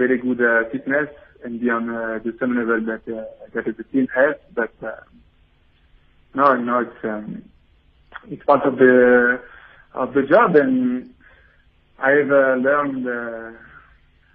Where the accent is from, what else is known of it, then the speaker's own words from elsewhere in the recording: Belgium; I was born in Belgium